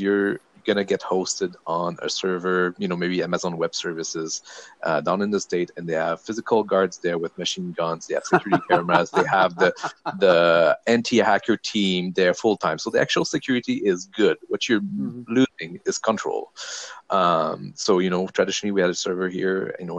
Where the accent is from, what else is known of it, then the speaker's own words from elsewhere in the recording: Quebec, Canada; first language French; English is a second language; moved away as an adult; also born or lived in Maritimes / British Columbia; now in Vancouver Island, Canada; I'm from Quebec originally. So I grew up there in my 20s.